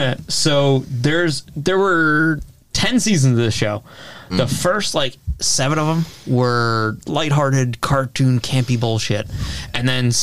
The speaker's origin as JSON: {"language": "English", "town": "Kearny", "region": "New Jersey", "country": "United States", "tie": "born or raised there", "said": "this dude's from my hometown"}